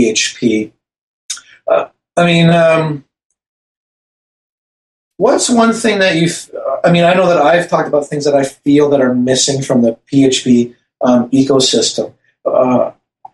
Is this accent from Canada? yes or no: yes; Canada; accent: Canadian; my Canadian accent